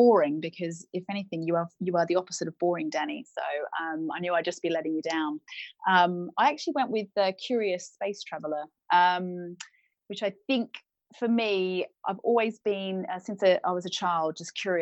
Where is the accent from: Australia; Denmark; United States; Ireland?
Australia; moved away as an adult; now in United Kingdom; I'm Australian. I came to the UK in 2008.